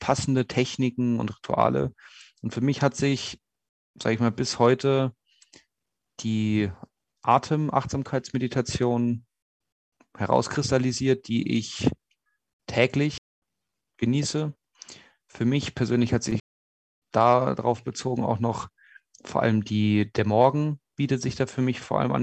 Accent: Munich, Bavaria, Germany; moved away as an adult; also born or lived in Innsbruck; in meiner Heimatstadt München

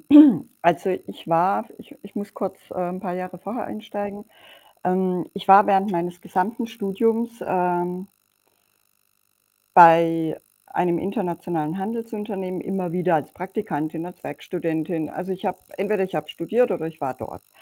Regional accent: Romania; born there; meine Mutter ist Ungarin, mein Vater ist Deutscher und ich bin in Rumänien geboren.

